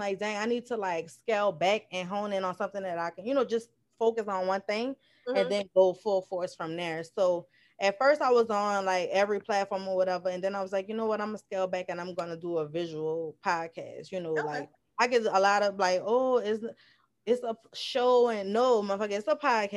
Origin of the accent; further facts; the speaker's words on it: New Orleans, Louisiana, United States; accent: NOLA; I'm from New Orleans, Louisiana.